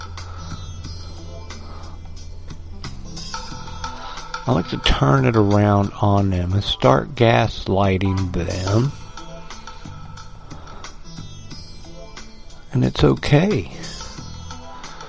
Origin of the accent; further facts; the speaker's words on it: United States; as an American